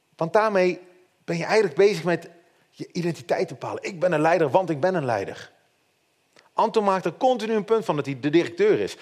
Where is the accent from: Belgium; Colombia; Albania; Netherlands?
Netherlands; En als Nederlander hebben wij van nature altijd heel makkelijk heel veel kritiek op leiding.